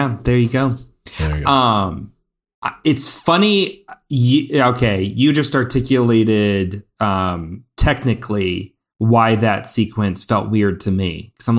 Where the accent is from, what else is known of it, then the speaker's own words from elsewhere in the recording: Midwest, United States; As a Midwesterner, I'm just like, aw, bless your hearts. You think it's cold.